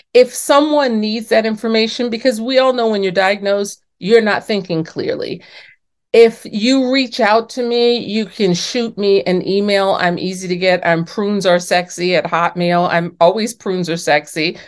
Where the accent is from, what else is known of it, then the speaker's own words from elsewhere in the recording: New York City, New York, United States; I was born and raised in New York City in the Bronx, actually, and my parents from the South